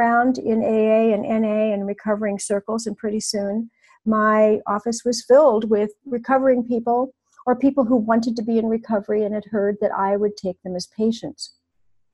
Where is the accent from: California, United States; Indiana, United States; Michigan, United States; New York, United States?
California, United States; Newport Beach; also born or lived in Novato, California / Los Angeles; in Southern California, I'm in my hometown of Newport Beach in Orange County